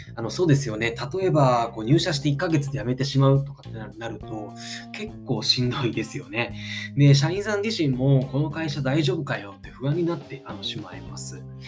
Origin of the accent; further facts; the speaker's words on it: Ichihara, Chiba, Japan; 僕はこの市原市で、え生まれ育ち、現在35歳なんですが